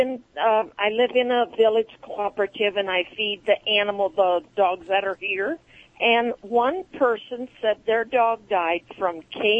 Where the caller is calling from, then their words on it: Clinton, Iowa, United States; I'm calling from Clinton, Iowa.